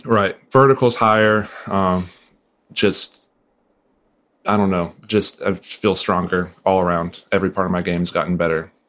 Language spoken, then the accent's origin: English; Northwest Pennsylvania, United States; I grew up in Northwest PA